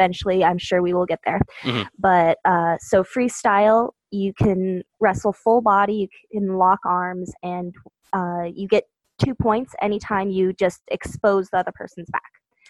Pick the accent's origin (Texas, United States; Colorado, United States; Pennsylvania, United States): Colorado, United States; also born or lived in Montana; So I only lived in Montana until I was 8. And then I moved to Colorado where I currently live.